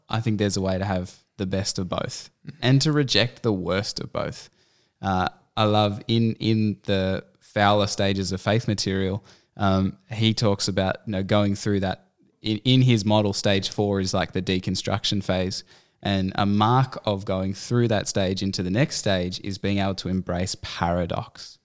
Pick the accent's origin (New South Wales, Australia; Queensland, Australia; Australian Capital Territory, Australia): Australian Capital Territory, Australia; Canberra; moved away as an adult; also born or lived in Central Coast; we had both grown up in Canberra